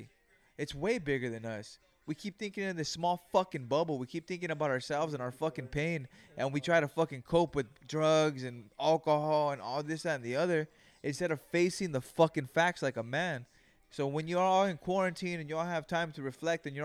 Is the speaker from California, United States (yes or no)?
yes; Greenfield, California, United States; I was raised in Greenfield, California